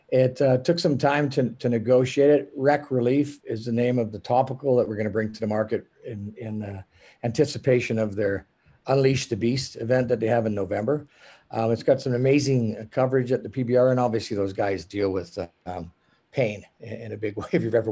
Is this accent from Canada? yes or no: yes; Western Canada, Canada; I mean, I'm from Western Canada